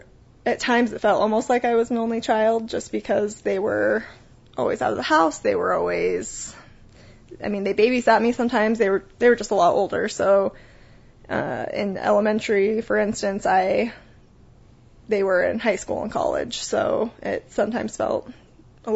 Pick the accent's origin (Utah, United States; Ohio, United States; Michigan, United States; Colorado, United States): Utah, United States; Salt Lake City; also born or lived in Sandy, Utah / Park City, Utah; I was born and raised in Utah